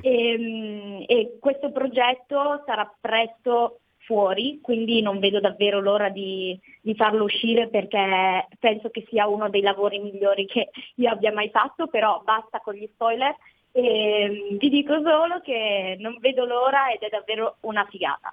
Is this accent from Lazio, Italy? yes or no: no; La Thuile, Aosta Valley, Italy; moved away as an adult; now in Turin, Italy; al momento sono a Torino per, per, studiare, però sì, sono della Valle d'Aosta